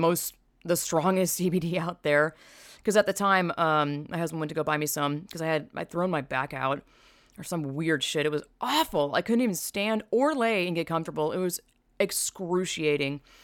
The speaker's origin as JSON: {"language": "English", "region": "the South", "country": "United States", "said": "I'm from the South"}